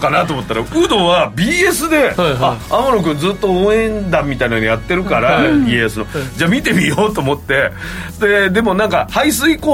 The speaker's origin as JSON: {"language": "Japanese", "town": "Okazaki", "region": "Aichi", "country": "Japan", "tie": "born or raised there", "moved": "yes", "said": "我が地元岡崎で"}